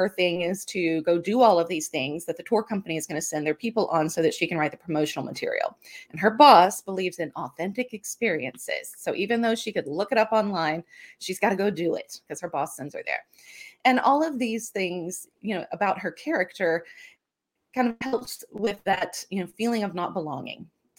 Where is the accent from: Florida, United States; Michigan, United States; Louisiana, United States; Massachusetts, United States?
Louisiana, United States; And with what I grew up around in South Louisiana, ghost stories and things